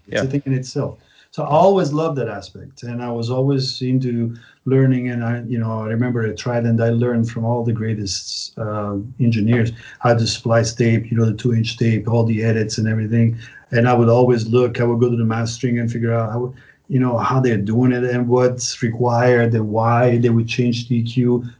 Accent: Prague, Czechia; because I came from Prague and Prague was totally free.

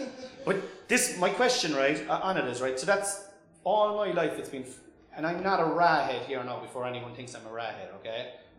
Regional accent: Mallow, County Cork, Munster, Ireland; also born or lived in Killavullen, North Cork; I grew up in a little village outside Mallow called Ballinclaw.

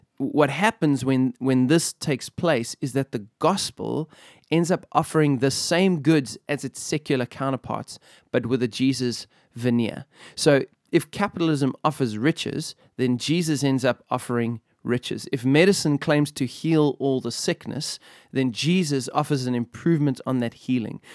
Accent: Benoni, Gauteng, South Africa; I come from Benoni.

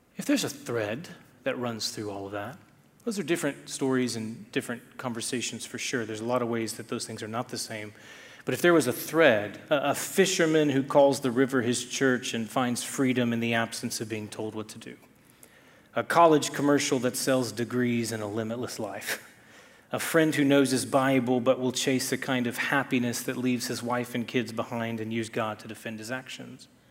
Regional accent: Texas, United States; I'm from Texas

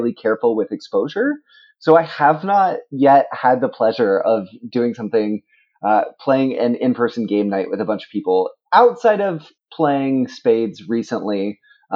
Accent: Oregon, United States; also born or lived in Texas; now in Connecticut, United States; I grew up in Oregon, then moved to Texas, now live in Connecticut.

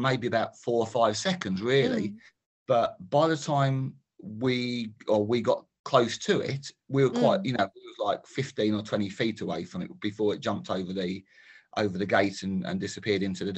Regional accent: Harlington, East of England, United Kingdom; also born or lived in Milton Keynes; now in Harlow, United Kingdom; I was actually from Bedfordshire originally, from Harlington, born and bred.

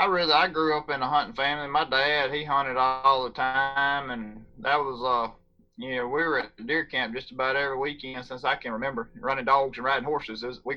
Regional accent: Lake, Mississippi, United States; I grew up in between Jackson and Meridian in Scott County in a little town called Lake. Okay. It's a population, I don't know, about 300-400 counting cows.

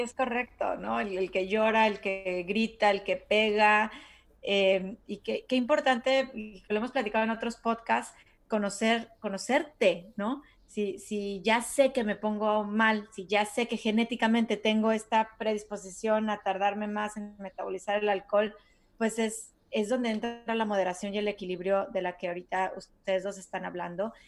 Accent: Mexico; now in United States; yo me acuerdo que de chiquita en México

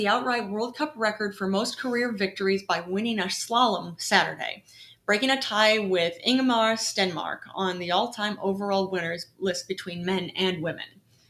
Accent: New York, United States; We're from New York, New York. That's where we're at.

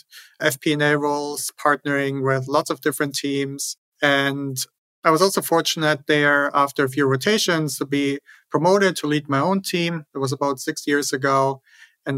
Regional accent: Germany; moved away as an adult; also born or lived in Switzerland / New York City; now in United States; Originally, I'm from Germany. That's where I grew up.

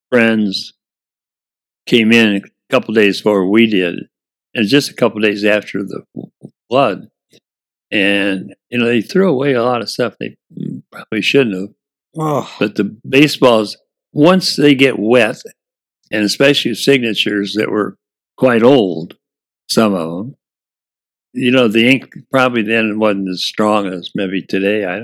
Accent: Lafayette, Indiana, United States; I grew up in Lafayette, Indiana, we had three colored black Americans in our class.

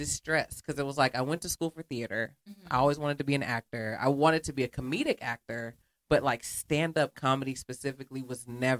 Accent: Fairfield, California, United States; moved away; I grew up in near the Bay Area in Fairfield.

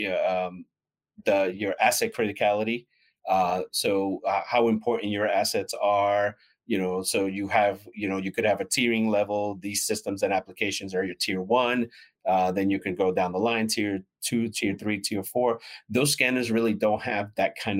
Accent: New York City, New York, United States; now in DeLand, United States; I am originally from New York City, but I now make my home in sunny Deland, Florida

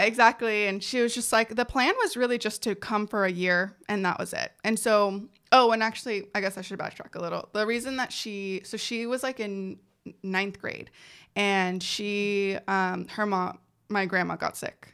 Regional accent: San Jose, California, United States; first language Spanish; English is a second language; I was born in San Jose, California

